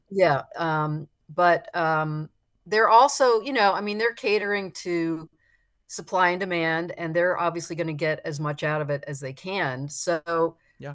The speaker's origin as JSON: {"language": "English", "region": "South Florida", "country": "United States", "tie": "born or raised there"}